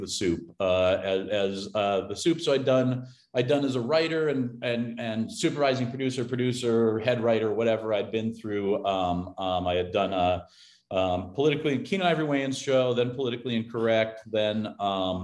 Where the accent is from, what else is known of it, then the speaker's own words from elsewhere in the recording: Cambridge, Minnesota, United States; now in Toluca Lake, United States; I'm from Cambridge, Minnesota